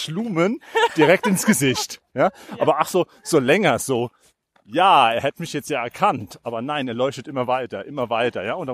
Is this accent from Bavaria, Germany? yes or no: no; Landstuhl, Rhineland-Palatinate, Germany; äh, aus Landstuhl